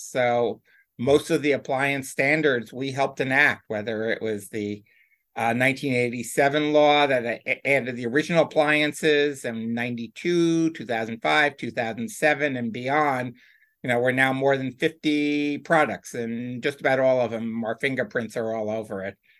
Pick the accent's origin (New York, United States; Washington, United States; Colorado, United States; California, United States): New York, United States; White Plains; outside of New York City, New York City suburbs.